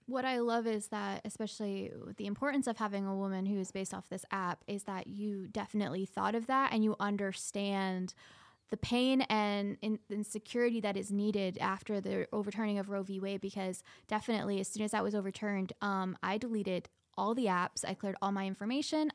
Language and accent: English; Scotland, United Kingdom; moved away; I'm from Scotland. I was born there.